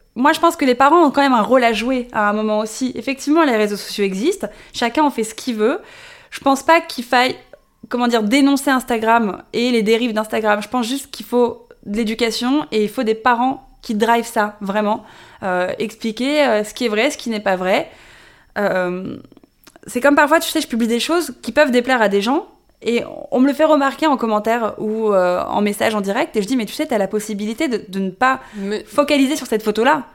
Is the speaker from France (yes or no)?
yes; Paris, Île-de-France, France; née, j'ai grandi à Paris